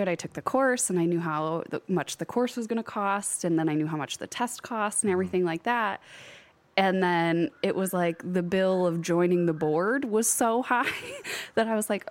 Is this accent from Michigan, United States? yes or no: yes; Ida, Michigan, United States; moved away as an adult; also born or lived in England; now in Toledo, United States; I'm from Michigan originally. So I'm from Monroe County in Ida, in the middle of the cornfields and stuff